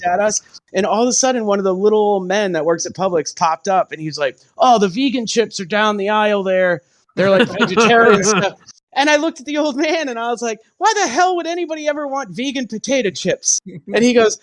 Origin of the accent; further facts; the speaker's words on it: New England, United States; I'm from New England. We say broad still.